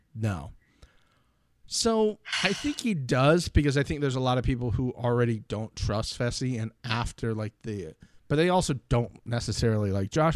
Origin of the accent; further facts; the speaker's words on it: United States; I'm American